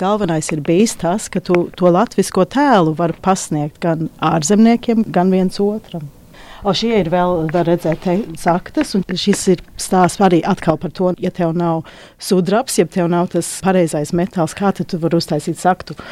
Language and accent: Latvian; Australia; moved away; Es pat uzaugu Austrālijā un mums bija vilnas tērpi